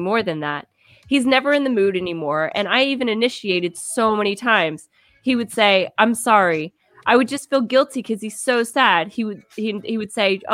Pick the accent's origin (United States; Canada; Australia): United States; Kansas; I'm from Kansas